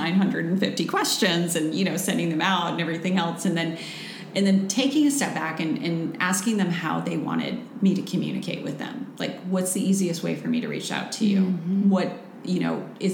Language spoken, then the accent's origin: English; Midwest, United States; I'm from the Midwest, so we're naturally sarcastic people